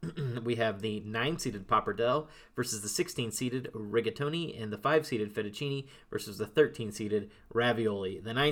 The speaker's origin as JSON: {"language": "English", "country": "Italy", "tie": "born or raised there", "said": "I grew up in Italia. Let me tell you."}